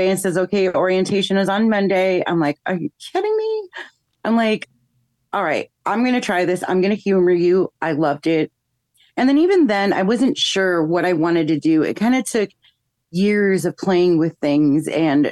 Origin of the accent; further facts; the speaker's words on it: Chicago, Illinois, United States; I grew up in Chicago. I started school here